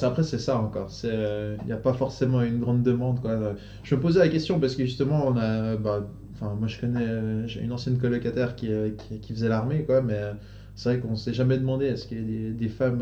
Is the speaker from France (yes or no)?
no; Switzerland; en tant que Suisse